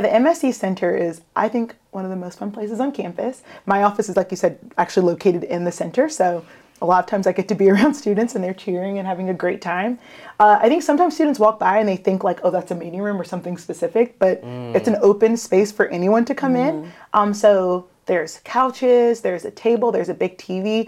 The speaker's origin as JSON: {"language": "English", "town": "Savannah", "region": "Georgia", "country": "United States", "tie": "born or raised there", "lives_now": "Augusta, United States", "said": "I grew up in Savannah"}